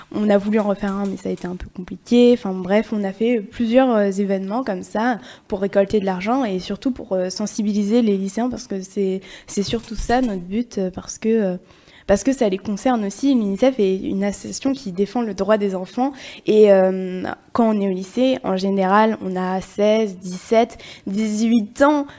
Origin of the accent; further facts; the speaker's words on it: Limoges, Nouvelle-Aquitaine, France; moi je viens de Limoges